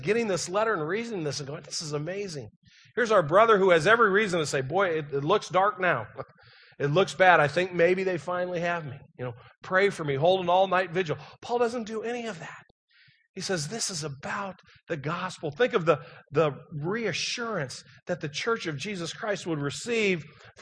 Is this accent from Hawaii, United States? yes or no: no; St. Louis, Missouri, United States; moved away; I was from St. Louis.